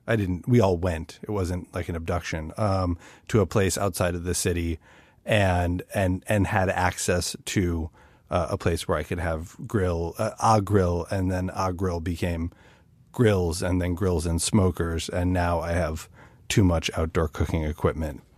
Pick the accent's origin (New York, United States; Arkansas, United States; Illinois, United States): Illinois, United States; Chicago; I'm from Chicago, which is a city with its own barbecue traditions